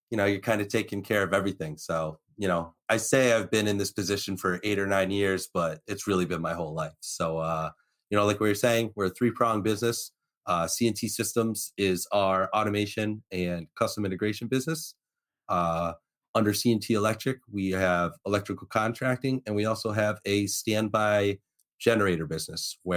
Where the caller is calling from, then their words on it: West Hartford, Connecticut, United States; I am broadcasting live from West Hartford, Connecticut. I am currently at my house at the uh, command center, my second office, so the old home away from home.